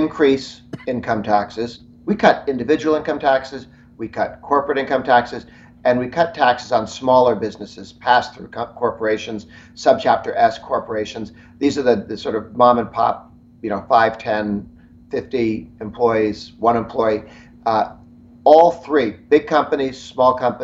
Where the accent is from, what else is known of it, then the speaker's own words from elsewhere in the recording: Massachusetts, United States; moved away; I'm originally from Massachusetts. Prior to emigrating to the United States, I grew up in Massachusetts